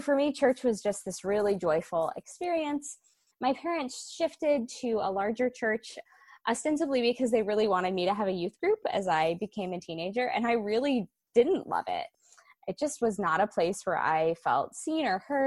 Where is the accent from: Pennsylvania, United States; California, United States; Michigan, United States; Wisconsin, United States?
Wisconsin, United States; moved away; I grew up in Wisconsin